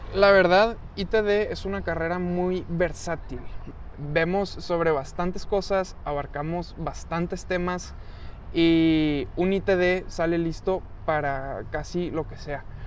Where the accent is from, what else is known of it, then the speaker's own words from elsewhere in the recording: Monterrey, Nuevo León, Mexico; soy regio